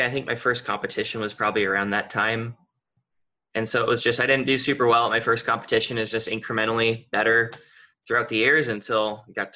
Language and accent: English; Redmond, Oregon, United States; also born or lived in Texas; I've lived in Redmond, Oregon almost my whole life. I was born in Texas, but we moved here when I was like 3. So basically my whole life has been here in Oregon.